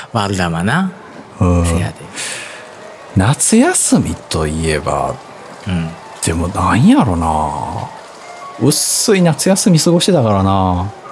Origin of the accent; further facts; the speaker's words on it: Hyogo, Japan; 俺も兵庫県民やからさ、兵庫県やん